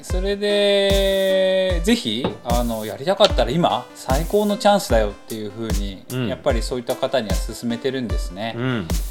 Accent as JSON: {"language": "Japanese", "area": "near Nippori", "region": "Tokyo", "country": "Japan", "tie": "born or raised there", "said": "自分が日暮里の近くで生まれて生地がとても好きなもので"}